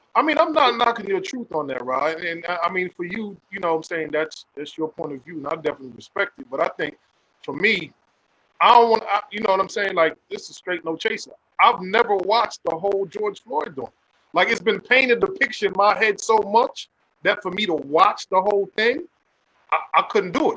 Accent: Jamaica; I'm Jamaican.

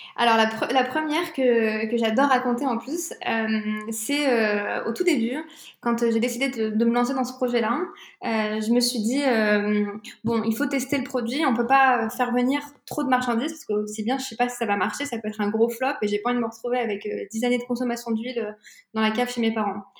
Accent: France; also born or lived in Tunisia; je suis tunisienne, je suis française

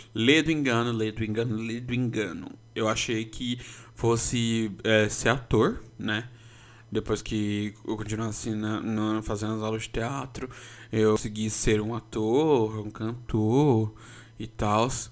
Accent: São Paulo, Brazil; eu sou paulistano desde que eu me conheço por gente

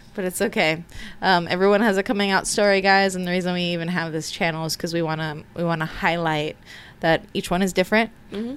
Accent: United States; I'm American

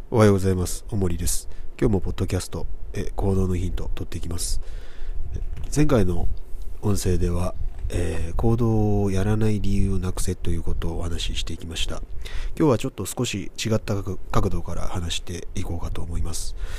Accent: Kobe, Hyogo, Japan; 僕だったら1986年生まれですけど、1986年生まれの神戸出身の

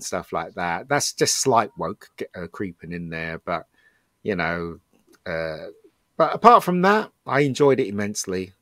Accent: United Kingdom; we're British

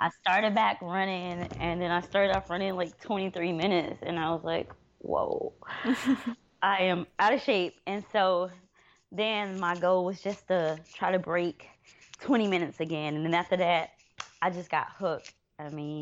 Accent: Atlanta, Georgia, United States; now in Columbia, United States; I'm originally from Atlanta, Georgia

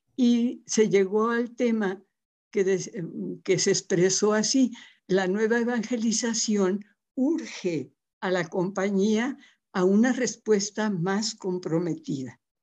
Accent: Papantla, Veracruz, Mexico; also born or lived in Puebla; now in Guadalajara, Mexico; nací en un pueblito precioso de esos mágicos del estado de Veracruz, de la Huasteca veracruzana que se llama Papantla

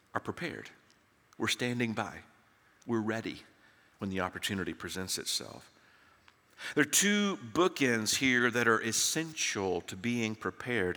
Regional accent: Tennessee, United States; now in Texas, United States; When I grew up in Tennessee

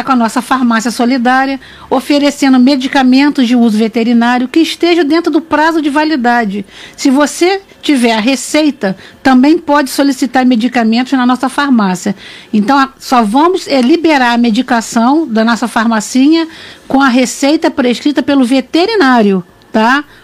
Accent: Barra do Piraí, Rio de Janeiro, Brazil; É, Barra do Piraí é a pérola do vale. Então tem esse slogan, a pérola do vale, a minha cidade natal. É ali que começou minha história familiar, né?

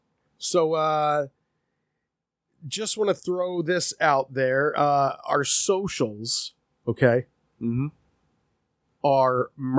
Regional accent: United States; But I do. And that's because I'm American.

